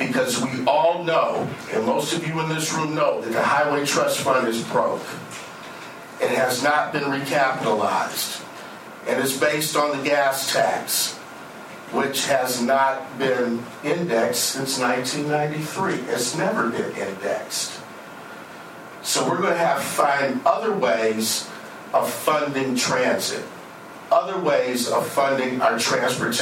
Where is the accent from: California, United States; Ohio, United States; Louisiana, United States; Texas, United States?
Ohio, United States; Cleveland; now in Oregon, United States; I'm originally from Ohio. That's why she's giving me a hard time. I'm a Clevelander originally.